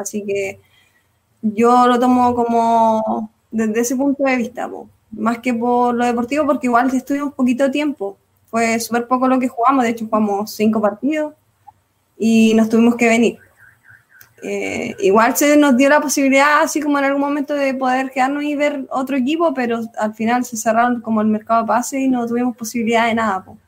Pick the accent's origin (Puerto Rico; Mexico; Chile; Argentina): Chile; gritando nuestros nombres, así como chilenas